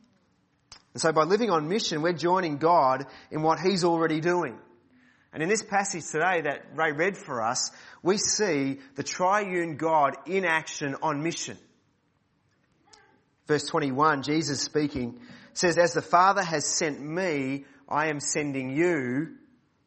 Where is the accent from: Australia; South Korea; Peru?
Australia; Mentone, Victoria; I grew up at Mentone Baptist Church